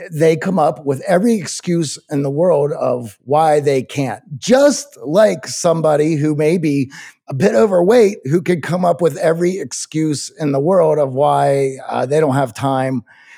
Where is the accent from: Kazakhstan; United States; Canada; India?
Kazakhstan; English is a second language; I began listening to your podcast during the pandemic while I was in Kazakhstan, my home country. I initially started listening to improve my English skills